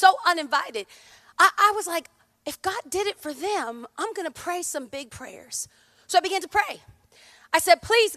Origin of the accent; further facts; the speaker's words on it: California, United States; I hail from the Promised Land, aka California